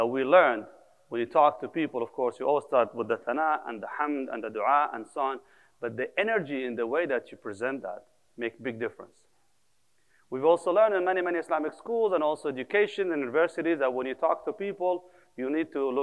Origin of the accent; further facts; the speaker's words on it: Kuwait; moved away; also born or lived in Palestine / United Arab Emirates / Medina, Saudi Arabia / Bosnia; I'm originally from Palestine, born and raised in Kuwait until 1990, 1991, when the war started. Actually, we left after that.